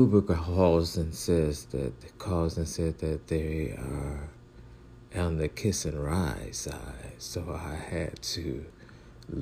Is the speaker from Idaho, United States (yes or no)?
no; Cleveland, Ohio, United States; also born or lived in Atlanta, Georgia; now in Washington, D.C., United States; I'm from Cleveland, Ohio, spent 13 years in Atlanta, Georgia